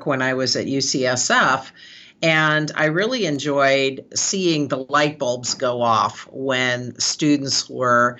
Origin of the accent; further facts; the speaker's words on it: San Francisco, California, United States; I'm born and raised in San Francisco. I'm a fifth generation San Franciscan